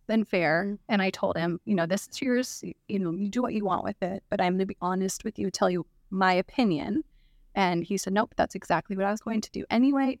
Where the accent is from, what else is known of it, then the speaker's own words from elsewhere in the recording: Clark County, Washington, United States; also born or lived in Arizona; I grew up in Clark County, born and raised, went to Fort Vancouver High School